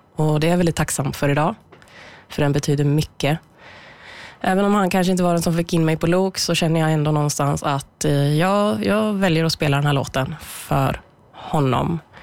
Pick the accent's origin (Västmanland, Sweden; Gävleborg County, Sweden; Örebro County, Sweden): Gävleborg County, Sweden; Bollnäs; moved away as an adult; now in Gothenburg, Sweden; Jag är född och uppvuxen i Bollnäs